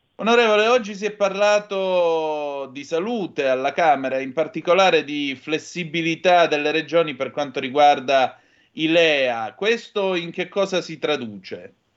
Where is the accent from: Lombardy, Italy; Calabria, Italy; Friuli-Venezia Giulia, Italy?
Calabria, Italy; Io vengo dalla Calabria, come puoi intuire